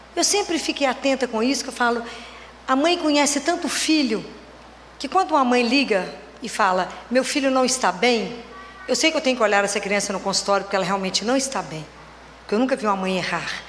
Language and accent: Portuguese; Oliveira, Minas Gerais, Brazil; now in Belo Horizonte, Brazil; Eu sou natural da cidade de Oliveira, moro em Belo Horizonte, sou pediatra